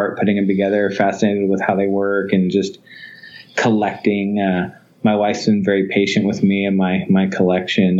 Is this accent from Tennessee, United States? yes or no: no; Fresno, California, United States; I was from Fresno, California